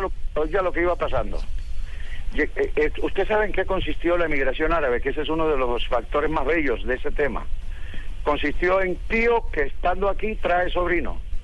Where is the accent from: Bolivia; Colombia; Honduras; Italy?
Colombia; hispanoparlante de primera generación como soy, colombiano de primera generación